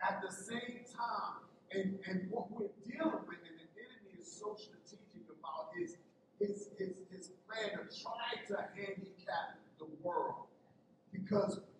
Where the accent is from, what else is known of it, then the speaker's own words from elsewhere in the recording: New York, United States; as a young man growing up in New York